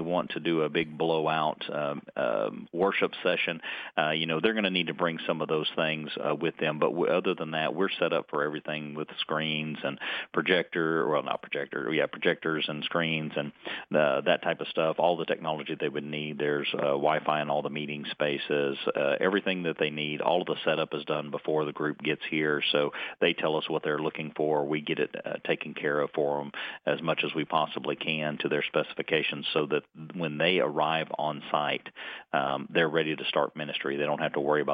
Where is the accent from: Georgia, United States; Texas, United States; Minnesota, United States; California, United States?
Georgia, United States; North; also born or lived in Idaho; now in Florida, United States; I was raised in North Georgia